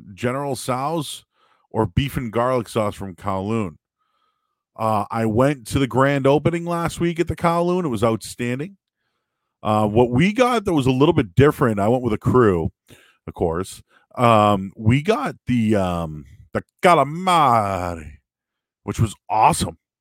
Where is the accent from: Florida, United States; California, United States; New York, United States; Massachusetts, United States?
Massachusetts, United States; Boston; moved away as an adult; now in Peabody, United States; I'm from Boston. I'm from the city. So, you know, I grew up in the Hyde Park, Rosendale, West Roxbury area.